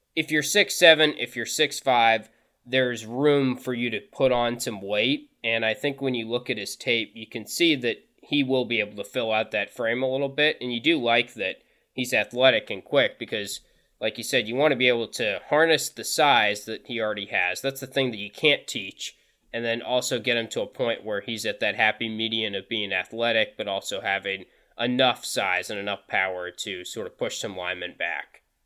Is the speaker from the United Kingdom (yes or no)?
no; North Carolina, United States; moved away as an adult; also born or lived in Syracuse; I grew up in North Carolina, decided to go to Syracuse